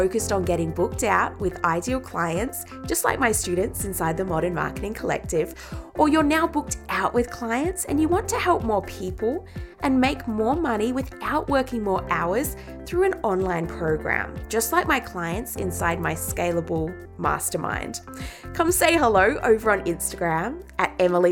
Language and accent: English; England, United Kingdom; now in Australia; where I grew up in England